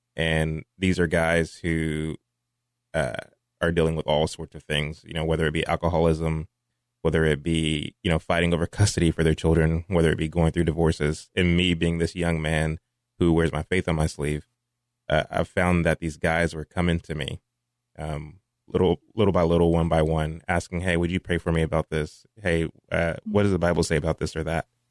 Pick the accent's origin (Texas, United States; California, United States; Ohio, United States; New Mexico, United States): Texas, United States; Mansfield; also born or lived in Fort Worth, Texas; raised in Mansfield, Texas, graduated from Mansfield High School in two thousand eight